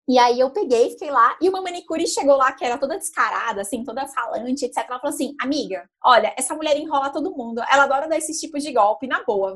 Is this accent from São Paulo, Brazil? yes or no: yes; Santos, São Paulo, Brazil; estive aqui em São Paulo, eu sou de Santos